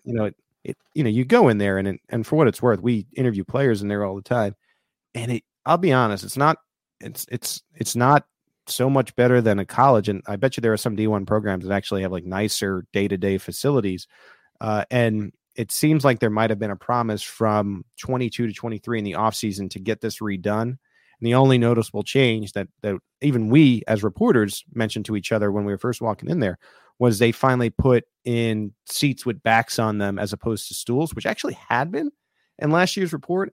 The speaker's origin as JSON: {"language": "English", "area": "Long Island", "region": "New York", "country": "United States", "said": "I'm from Long Island"}